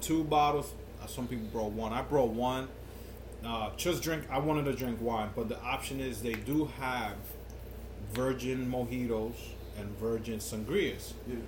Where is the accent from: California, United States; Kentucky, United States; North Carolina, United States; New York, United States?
New York, United States; we grew up in New York